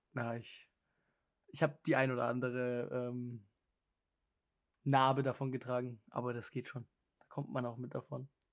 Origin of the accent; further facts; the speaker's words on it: Germany; moved away; ich bin ja aus Deutschland und in Deutschland kann ich ziemlich viele Dialekte